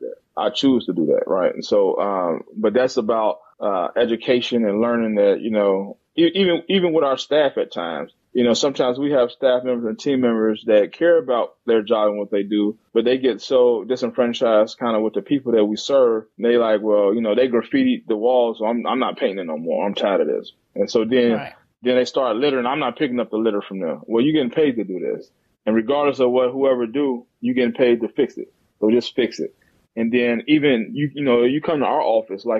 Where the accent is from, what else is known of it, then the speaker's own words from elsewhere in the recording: Gary, Indiana, United States; moved away as an adult; also born or lived in Philadelphia / Champaign, Illinois / East Chicago; now in Birmingham, United States; I grew up in Gary, Indiana.